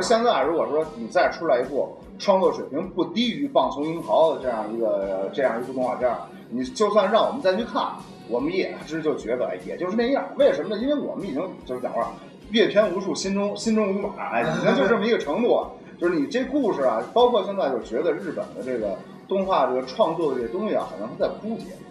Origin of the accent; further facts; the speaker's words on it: China; 我们如果要是作为一个中国人